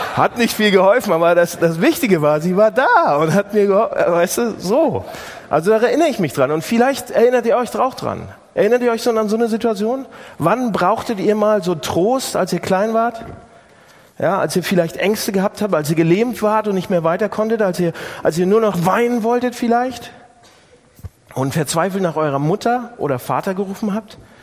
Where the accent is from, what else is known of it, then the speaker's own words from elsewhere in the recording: Northern Germany, Germany; bei uns im Norden